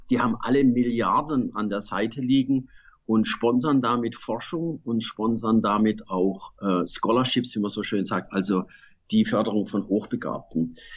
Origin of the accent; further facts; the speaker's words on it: Baden-Württemberg, Germany; born there; also born or lived in United States; Ich bin zurück in den Schwarzwald. Ja, warum war das jetzt so? Das fragen mich viele Leute. Ich habe 15 Jahre insgesamt in den USA gelebt.